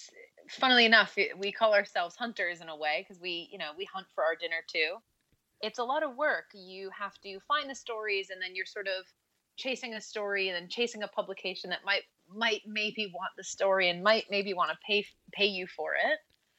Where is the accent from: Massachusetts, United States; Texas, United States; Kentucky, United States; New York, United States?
New York, United States; Northport; I grew up in a small town on Long Island in New York. It's called Northport. And, you know, it's like a one-stop sign town by the water, and it's just a cute little town.